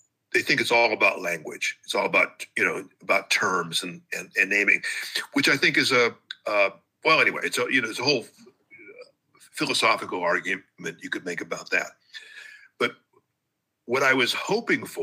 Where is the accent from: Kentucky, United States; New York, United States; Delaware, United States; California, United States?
California, United States; Hawthorne; moved away; Whenever I'm in Los Angeles, I'll just drive back to my old neighborhood